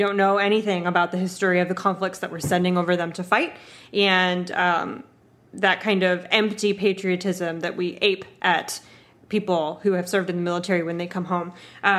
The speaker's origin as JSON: {"language": "English", "country": "United States"}